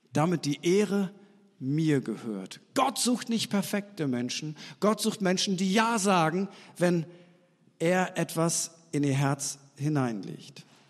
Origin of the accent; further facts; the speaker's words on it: East Frisia, Lower Saxony, Germany; Wir Norddeutschen, ich bin ja eigentlich Ostfriese